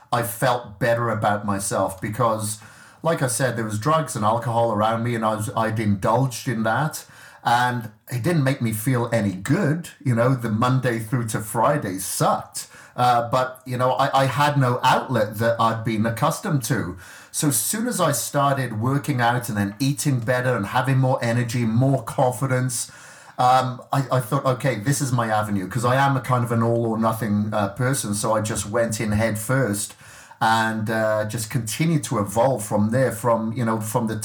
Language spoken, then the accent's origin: English; Wales, United Kingdom; I grew up in Wales and I grew up on a farm